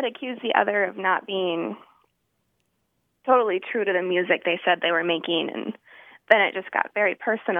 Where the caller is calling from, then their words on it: Denver, Colorado, United States; also born or lived in Waco, Texas; I'm calling from Denver, Colorado.